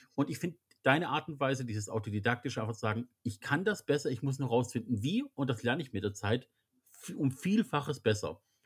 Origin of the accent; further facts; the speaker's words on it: Germany; als wir Deutschen